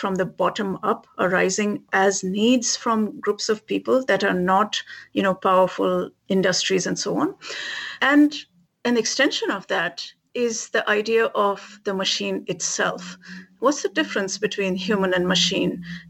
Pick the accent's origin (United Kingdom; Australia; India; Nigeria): India; Never experienced that growing up in India, going to college, none of that.